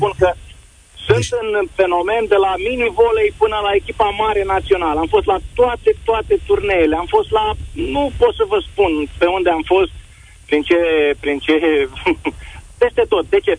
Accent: Botoșani, Botoșani County, Romania; Botoșani. Sunt din Botoșani

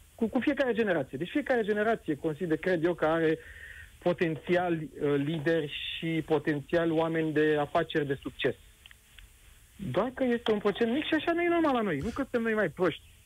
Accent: Romania; noi ca români

